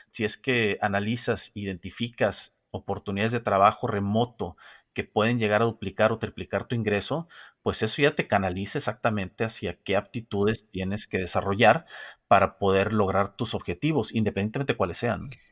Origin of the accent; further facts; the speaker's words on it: Mexico; como mexicano